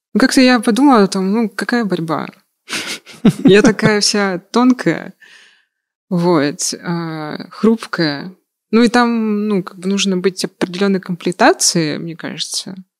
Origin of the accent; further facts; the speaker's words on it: Yakutia, Sakha Republic, Russia; now in Moscow, Russia; я с Якутии.